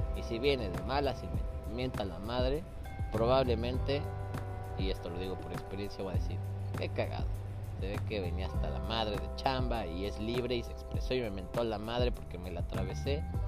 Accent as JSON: {"language": "Spanish", "country": "Mexico", "moved": "yes", "lives_now": "Scotland", "said": "como mexicano"}